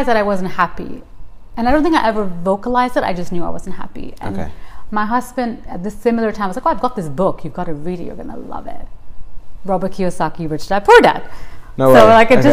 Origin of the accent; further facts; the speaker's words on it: Tanzania; moved away as an adult; now in United Kingdom; I grew up in East Africa, in Tanzania, which is where my family is currently from